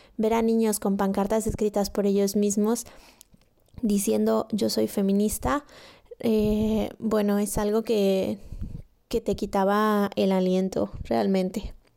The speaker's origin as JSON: {"language": "Spanish", "region": "State of Mexico", "country": "Mexico", "moved": "as an adult", "lives_now": "Barcelona, Spain", "said": "soy mexicana del Estado y hace cinco años que me vine a vivir a Barcelona"}